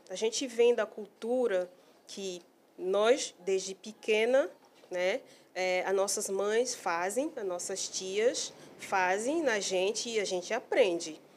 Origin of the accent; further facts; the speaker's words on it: Cameroon; now in Manaus, Brazil; Eu vim de Camarões